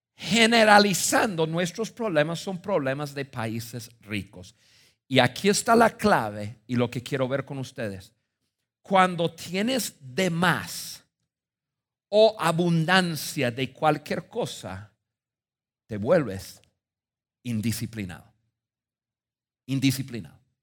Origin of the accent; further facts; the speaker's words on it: United States; moved away as an adult; now in Mexico; yo nací en Estados Unidos